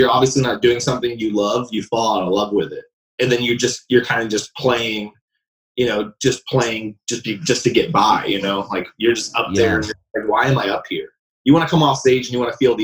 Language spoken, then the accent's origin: English; Florida, United States; moved away as an adult; now in Nashville, United States; I'm from Florida